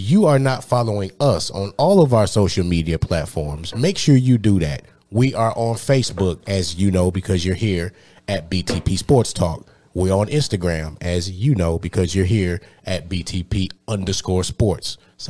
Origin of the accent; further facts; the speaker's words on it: Detroit, Michigan, United States; When I was growing up in Detroit, we would, back in like the early, mid-90s